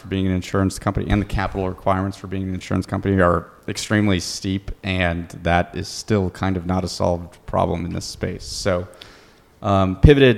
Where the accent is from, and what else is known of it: Iowa, United States; born or raised there; moved away